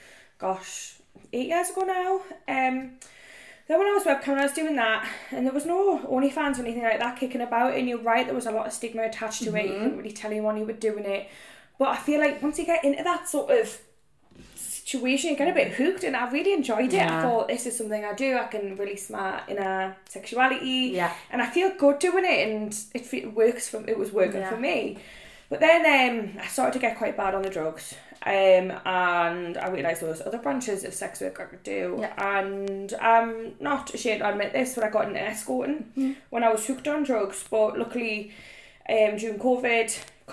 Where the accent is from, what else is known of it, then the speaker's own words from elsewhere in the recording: Newcastle upon Tyne, North East England, United Kingdom; I am 27, I'm from Newcastle